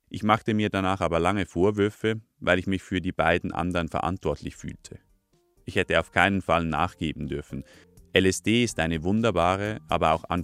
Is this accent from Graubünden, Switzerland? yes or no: no; Lucerne, Switzerland; now in Zürich, Switzerland; In meinem Heimatort, einem 300-Seelendorf im Luzerner Hinterland, sind Reto und ich die einzigen mit Konsumerfahrung.